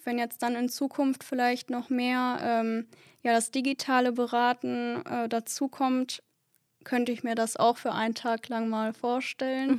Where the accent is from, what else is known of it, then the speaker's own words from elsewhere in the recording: Duisburg, North Rhine-Westphalia, Germany; ich wohne hier in Duisburg schon mein ganzes Leben, würde auch sagen, dass ich so Ur-Duisburgerin bin